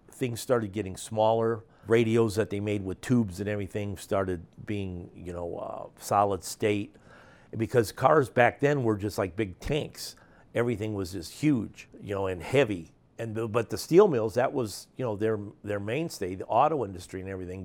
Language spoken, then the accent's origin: English; Gary, Indiana, United States; I grew up in the Glen Park, a south section of Gary